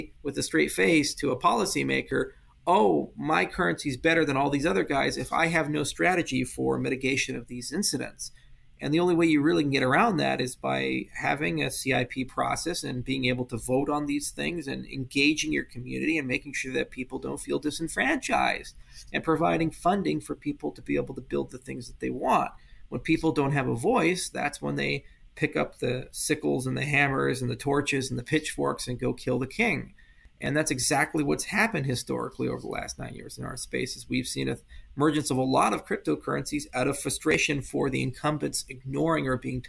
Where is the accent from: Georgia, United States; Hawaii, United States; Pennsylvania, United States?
Hawaii, United States; I grew up in Hawaii, and I lived in this little town on the east side of Maui